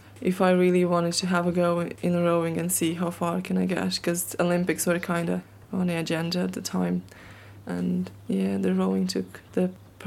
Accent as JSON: {"language": "English", "country": "Latvia", "moved": "yes", "lives_now": "Ireland", "said": "I'm not Irish. I'm Latvian with an Irish passport"}